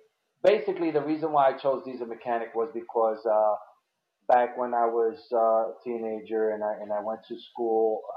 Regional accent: New York City, New York, United States; moved away as an adult; now in Pennsylvania, United States; I was born and raised in New York in the Bronx. I'm a Bronx kid

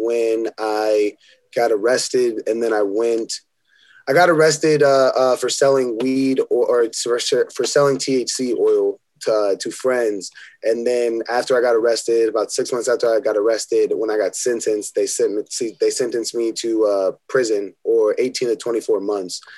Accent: Omaha, Nebraska, United States; I grew up in Omaha. I lived in North Omaha until I was 10

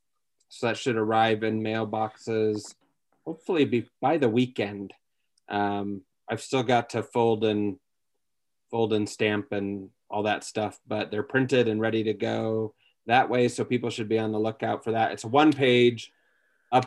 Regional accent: Michigan, United States; I'm from Michigan

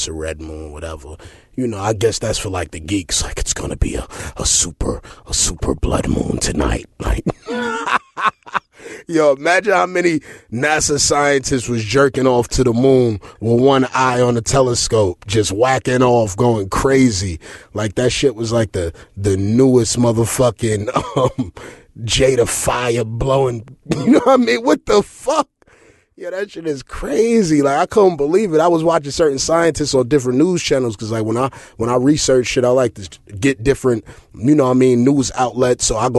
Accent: La Ceiba, Atlántida, Honduras; also born or lived in Tegucigalpa; know, I derived from Tegucigalpa, Honduras. You dig what I'm saying? That's just the capital, but I'm really from La Ceiba. Shout out to all the cacrachos in La Ceiba.

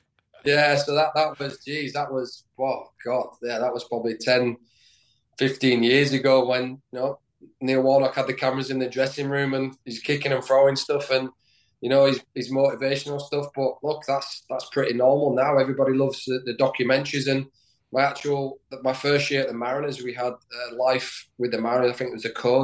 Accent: Leeds, Yorkshire and the Humber, United Kingdom; moved away; also born or lived in Sheffield; I grew up in Leeds I, as a kid, you know, following Leeds United

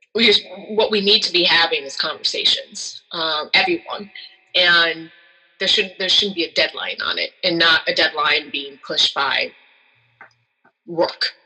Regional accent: Chicago, Illinois, United States; I grew up in Chicago with Jordan

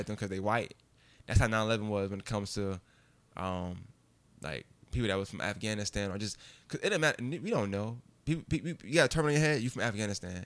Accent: New York, United States; born or raised there

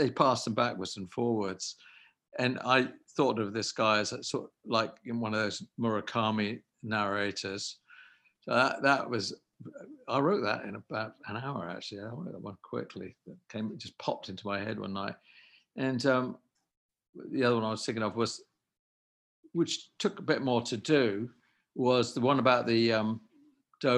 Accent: England, United Kingdom; now in United States; I'm definitely an English person. And no question about that. But I've lived in America for quite a large portion of my life.

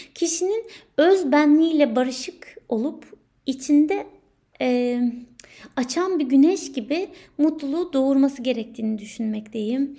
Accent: Turkey; moved away as an adult; Ülkemden, ailemden, sevdiklerimden ayrı olan ilk doğum günüm

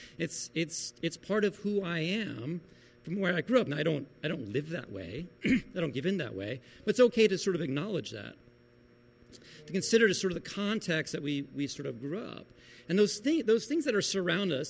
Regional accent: Beach Haven, New Jersey, United States; moved away; we went back to Beach Haven, New Jersey, where I grew up

